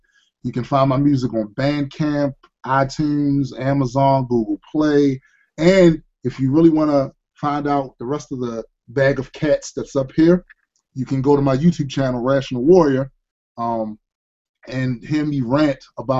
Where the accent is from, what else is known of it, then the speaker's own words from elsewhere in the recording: Baltimore, Maryland, United States; I come from Baltimore, Maryland